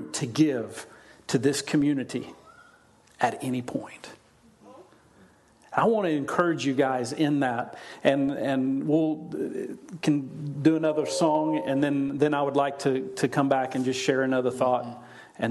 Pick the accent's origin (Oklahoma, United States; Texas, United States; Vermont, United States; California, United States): Oklahoma, United States; moved away; I grew up in Oklahoma, so I never really saw irrigation, ditch irrigation, like they have here